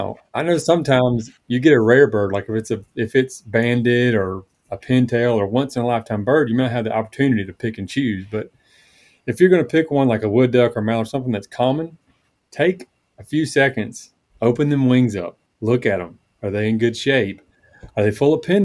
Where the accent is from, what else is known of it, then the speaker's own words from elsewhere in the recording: Tifton, Georgia, United States; now in North Georgia, United States; grew up in South Georgia. So I'm originally from Tifton